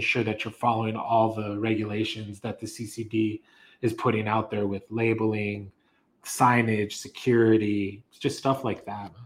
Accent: Las Cruces, New Mexico, United States; I was born and raised actually here in Cruces

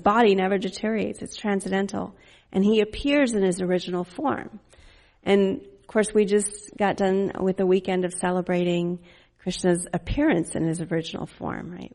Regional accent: Fort Worth, Texas, United States; also born or lived in Dallas; we lived in Fort Worth

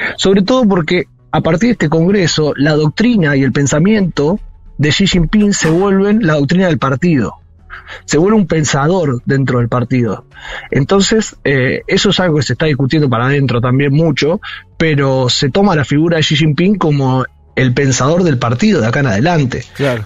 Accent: Saladillo, Buenos Aires Province, Argentina; moved away as an adult; now in Beijing, China; mi pueblo también, yo soy de Saladillo

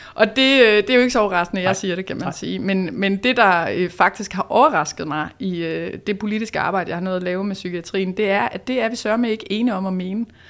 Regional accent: Odense, Southern Denmark, Denmark; Men så er jeg vokset op på Fyn i Odense, ja. så der er jeg born and raised

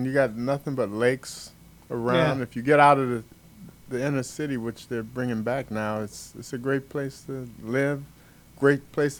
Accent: Detroit, Michigan, United States; I'm from Detroit.

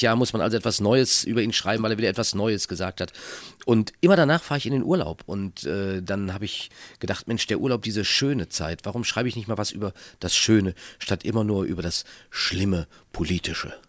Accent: Minden, North Rhine-Westphalia, Germany; Aus meiner Heimatstadt Minden

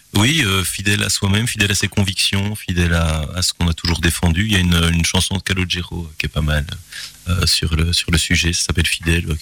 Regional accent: Gilly, Wallonia, Belgium; moved away as an adult; also born or lived in Belfast / Groningen / Strasbourg; on grandit à Gilly euh, où euh, j'ai eu le plaisir de, vivre, de grandir

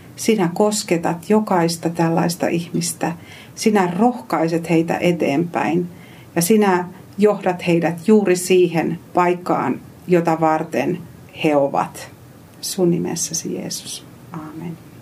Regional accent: Eastern Finland, Finland; moved away as an adult; also born or lived in Savonlinna; now in Helsinki metropolitan area, Finland; kotoisin Itä-Suomesta

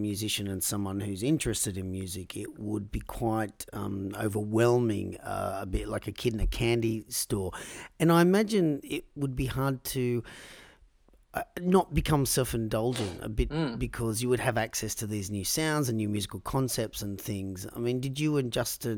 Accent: Australia; as an Australian

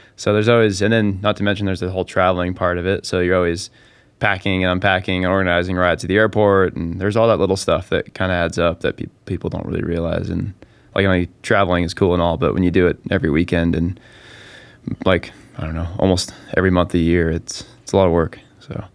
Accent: Park City, Utah, United States; also born or lived in Heber, Utah; I was born and raised in Park City, Utah, and pretty much spent, well, most of my life there

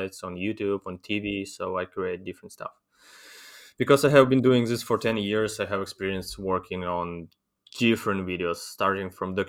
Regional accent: Chernivtsi, Chernivtsi Oblast, Ukraine; I'm from my hometown, Chernivtsi, is really far from Kiev, from eastern Ukraine. It's in western Ukraine

